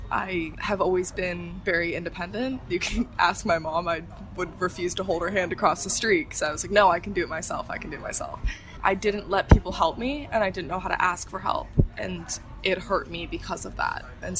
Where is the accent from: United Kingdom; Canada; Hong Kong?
Hong Kong; also born or lived in Chicago, Illinois; But I was born in Chicago, Illinois, in the States. Both my parents are from Chicago, but I consider myself to be from Hong Kong because this is all I know.